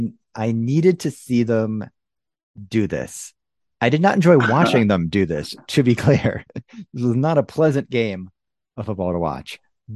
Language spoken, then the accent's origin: English; United States; accent: American; also born or lived in Salt Lake City, Utah